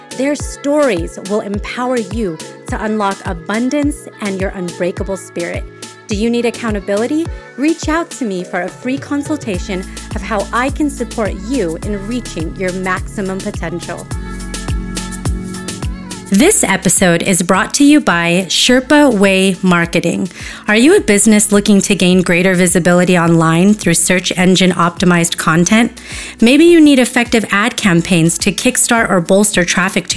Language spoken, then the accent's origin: English; the Bay Area, California, United States; now in Las Vegas, United States; I live here in Las Vegas, Nevada. I'm originally from California, the Bay Area, so not too far, neighbor state